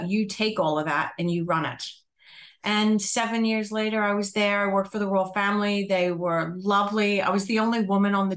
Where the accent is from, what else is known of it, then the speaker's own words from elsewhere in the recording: United States; now in Australia; you would pick up from my accent that I'm not Australian, or I wasn't born in Australia. I'm not going to say that I'm not Australian. I wasn't born in Australia. I was actually born in the United States